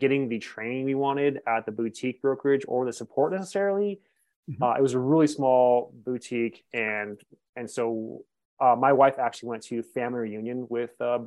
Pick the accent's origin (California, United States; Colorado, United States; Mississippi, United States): California, United States; Northern; moved away as an adult; now in Montrose, United States; I'm from Northern California